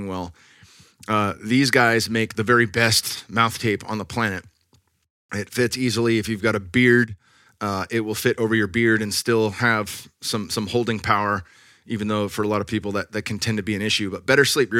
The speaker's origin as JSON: {"language": "English", "region": "California", "country": "United States", "moved": "yes", "lives_now": "Austin, United States", "said": "I'm from California."}